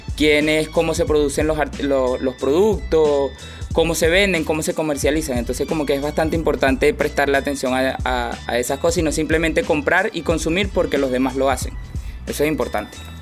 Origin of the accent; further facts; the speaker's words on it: Venezuela; moved away as an adult; also born or lived in Argentina / Miami, United States; now in Chile; yo salí de Venezuela hace aproximadamente cinco años